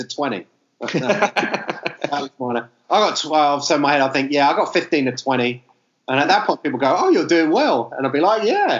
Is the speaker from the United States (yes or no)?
no; Manchester, North West England, United Kingdom; Okay, welcome to the Broadcast Church Planting Podcast. … from Manchester. I work for Christchurch Manchester.